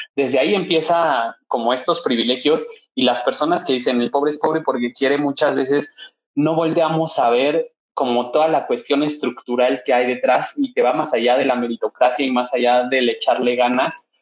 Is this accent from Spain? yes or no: no; Mexico; debemos de tener garantizado como seres humanos y como mexicanos